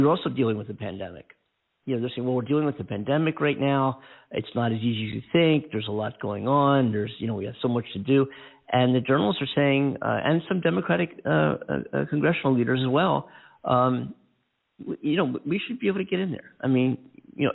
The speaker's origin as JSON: {"language": "English", "country": "United States", "said": "We are America. We are the American citizens"}